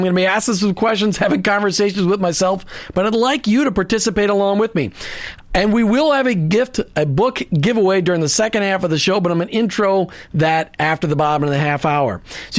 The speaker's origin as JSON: {"language": "English", "country": "United States", "tie": "born or raised there", "said": "Growing up in the United States"}